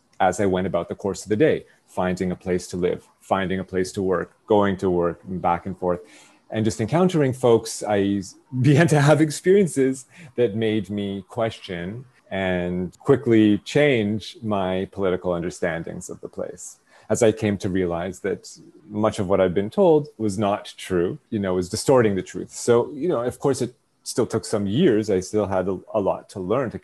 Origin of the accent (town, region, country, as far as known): Toronto, Ontario, Canada; born or raised there; moved away as an adult; now in Israel